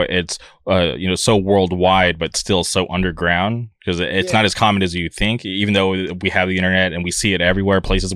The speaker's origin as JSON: {"language": "English", "town": "Palm Springs", "region": "California", "country": "United States", "tie": "born or raised there", "lives_now": "Orange County, United States", "said": "I grew up in the Palm Springs area, but now I reside in Orange County"}